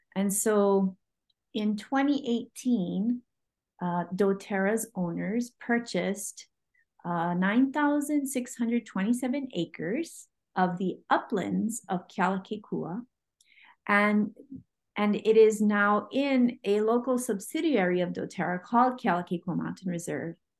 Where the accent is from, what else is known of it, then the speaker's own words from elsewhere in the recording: Oahu, Hawaii, United States; I am from Hawaii. Um, I grew up on Oahu